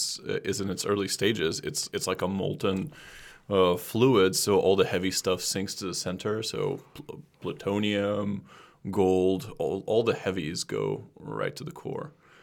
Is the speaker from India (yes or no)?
no; Russia; I'm from Russia, and yes, you do.